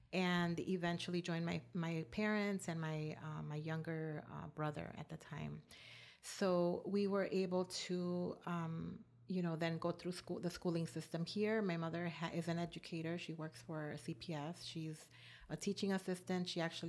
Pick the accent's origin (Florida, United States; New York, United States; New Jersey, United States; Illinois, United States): Illinois, United States; Chicago; also born or lived in Morelos, Mexico / Mexico City, Mexico; And then I grew up in Little Village. I ended up going to a Catholic all-girls high school. Now it's called Our Lady of Tepeyac. Eventually, I went to the University of Illinois at Urbana-Champaign.